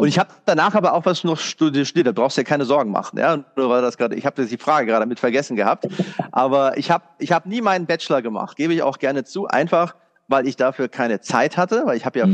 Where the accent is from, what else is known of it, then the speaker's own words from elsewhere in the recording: Germany; als Deutscher